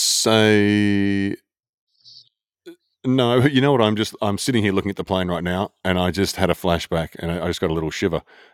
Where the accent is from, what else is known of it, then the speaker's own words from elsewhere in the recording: Australia; I'm more Australian. I'm way more Australian.